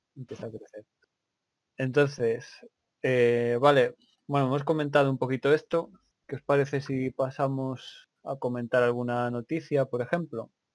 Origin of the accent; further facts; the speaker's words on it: Spain; moved away as an adult; now in United Kingdom; Yo soy de, provengo de España. Ahora estoy viviendo aquí, llevo unos meses en el Reino